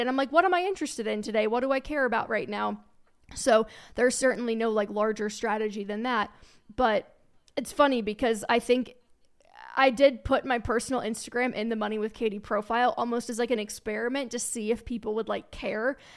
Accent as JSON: {"language": "English", "region": "northern Kentucky suburb of Cincinnati", "country": "United States", "tie": "born or raised there", "also_born_or_lived": "Alabama / Dallas, Texas", "moved": "as an adult", "lives_now": "Colorado, United States", "said": "I grew up in Cincinnati, a, an, actually, it was a northern Kentucky suburb of Cincinnati, Ohio"}